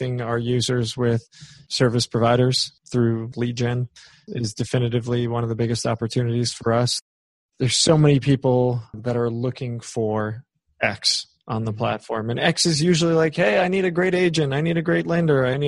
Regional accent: New York, United States; I'm from New York

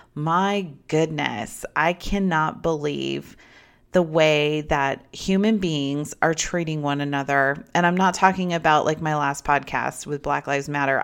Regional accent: United States; a American citizen

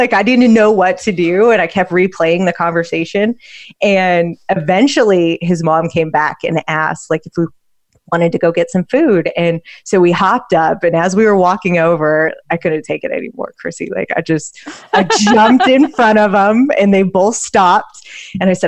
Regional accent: Utah, United States; moved away; I'm from the wild, wild west. I grew up in Utah, independent free spirit

